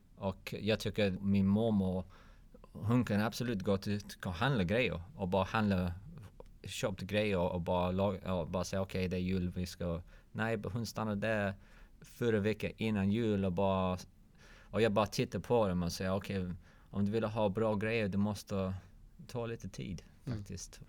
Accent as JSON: {"language": "Swedish", "region": "London", "country": "United Kingdom", "second_language": "Swedish", "moved": "as an adult", "lives_now": "Malmö, Sweden", "said": "Jag kommer från London"}